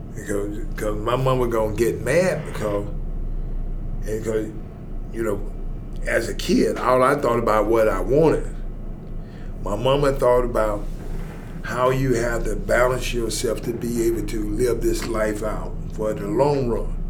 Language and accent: English; Atlanta, Georgia, United States; I'm from Atlanta, Georgia